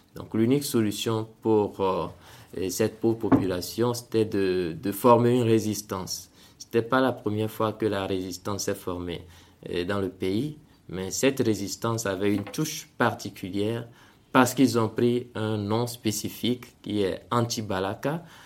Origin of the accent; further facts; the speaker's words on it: Togo; moved away as an adult; also born or lived in Benin; now in Central African Republic; je suis né au Togo et j'ai, grandi au Togo jusqu'à avoir mon bac